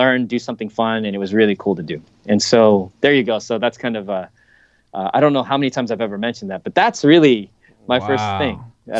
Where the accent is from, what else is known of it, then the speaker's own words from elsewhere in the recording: Japan; those kinds of things I grew up with in Japan. And I remember watching those as a kid